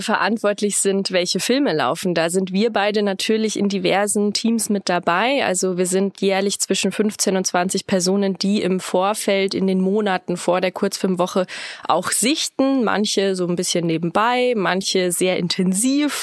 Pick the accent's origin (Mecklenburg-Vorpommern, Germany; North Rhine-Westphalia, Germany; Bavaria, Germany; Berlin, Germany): Bavaria, Germany; near Rosenheim, Upper; moved away as an adult; now in Regensburg, Germany; bin ich ursprünglich aus der Nähe von Rosenheim, Oberbayern